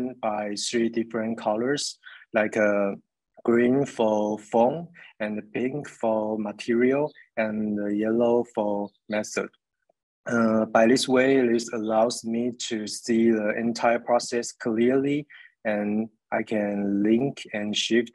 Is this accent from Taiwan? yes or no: yes; Taiwan; I'm an artist from Taiwan who runs my own art studio